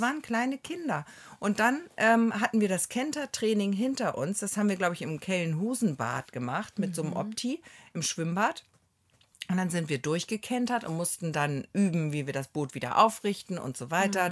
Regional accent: Hamburg, Germany; moved away as an adult; now in Neustadt in Holstein, Germany; ich komme ja aus Hamburg

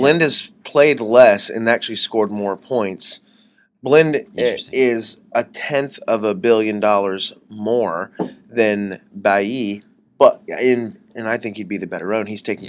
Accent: United States; I'm dumb American

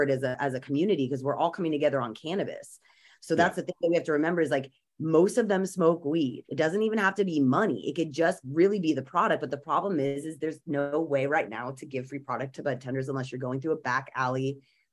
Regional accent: California, United States; as a Californian who really has been around, I mean, I was in sixth grade when Prop 215 passed

